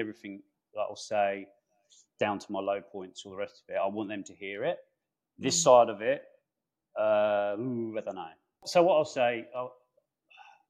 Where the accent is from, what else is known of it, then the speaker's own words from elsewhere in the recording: London, United Kingdom; That was the UK, so England, northwest London.